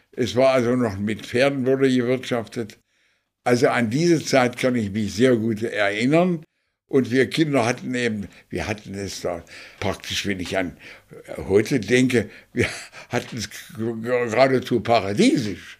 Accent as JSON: {"language": "German", "town": "Schöningen", "region": "Lower Saxony", "country": "Germany", "tie": "born or raised there", "also_born_or_lived": "Cattenstedt", "said": "Ich bin in Schöningen geboren"}